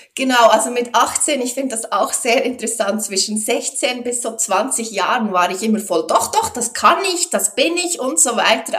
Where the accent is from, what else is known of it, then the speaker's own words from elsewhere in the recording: Switzerland; first language Swiss German; bei uns in der Schweiz